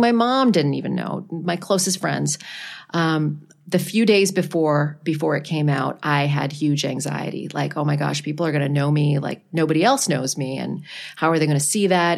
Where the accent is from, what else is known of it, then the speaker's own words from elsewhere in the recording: Ottawa, Ontario, Canada; moved away; I worked at a classic rock station in my hometown of Ottawa, Canada